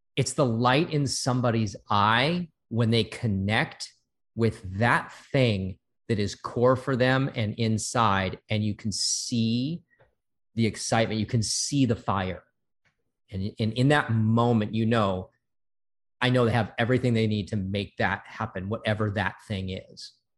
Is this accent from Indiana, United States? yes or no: no; Santa Monica, California, United States; I was born and raised in Santa Monica.